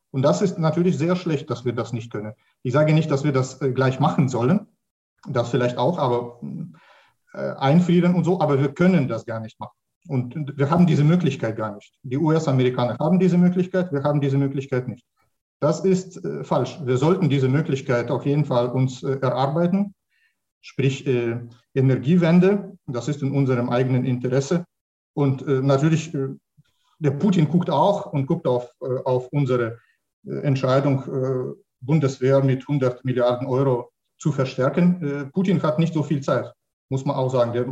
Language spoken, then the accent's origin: German; Russia; born there; Ich wurde in Russland geboren und war Russe bis 2012.